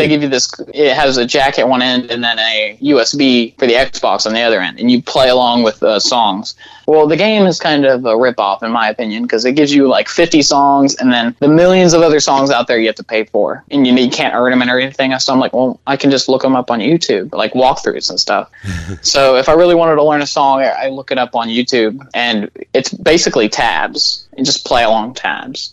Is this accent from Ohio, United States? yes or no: no; Little Rock, Arkansas, United States; we're from Little Rock.